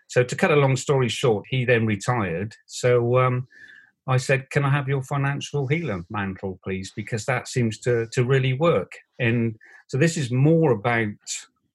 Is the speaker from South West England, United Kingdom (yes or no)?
yes; Bristol, South West England, United Kingdom; I was Bristol born and bred